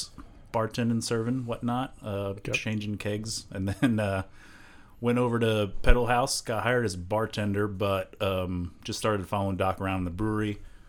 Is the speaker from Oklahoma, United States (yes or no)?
no; Florida, United States; now in Arizona, United States; I am a Florida man, so I grew up in Florida.